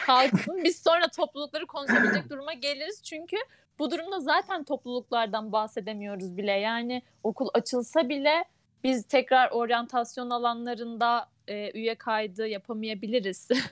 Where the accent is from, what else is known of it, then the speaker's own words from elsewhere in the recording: Ankara, Turkey; moved away as an adult; now in Kütahya, Turkey; Ankara'da büyüdüm. Ama 6 yıldır Kütahya'da yaşıyorum